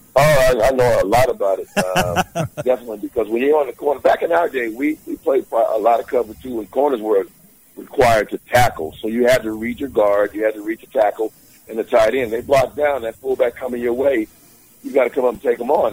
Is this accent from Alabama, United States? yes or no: yes; Alabama, United States; I'm from, I'm from Alabama by way of Alabama, so a lot of praying folks down there